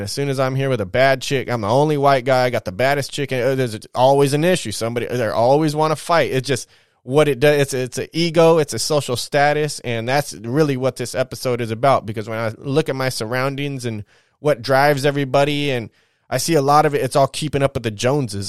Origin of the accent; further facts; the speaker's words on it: California, United States; as a Californian